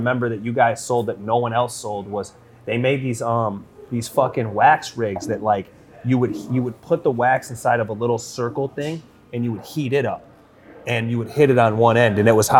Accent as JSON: {"language": "English", "town": "River Rouge", "region": "Michigan", "country": "United States", "tie": "born or raised there", "said": "I grew up in Rouge"}